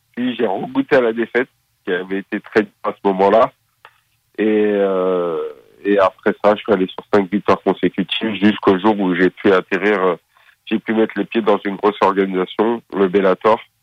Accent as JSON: {"language": "French", "area": "Paris suburbs", "region": "Île-de-France", "country": "France", "tie": "born or raised there", "also_born_or_lived": "Seine-Saint-Denis / Valenton", "said": "Je suis né à Paris. j'ai grandi tout d'abord dans le 93, avant de déménager à l'âge de, de, de, 12"}